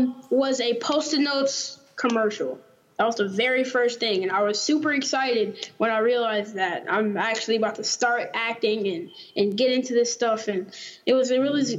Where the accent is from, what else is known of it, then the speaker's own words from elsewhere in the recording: Fresno, Texas, United States; I was born here in Fresno, Texas, and been here, living here all my life.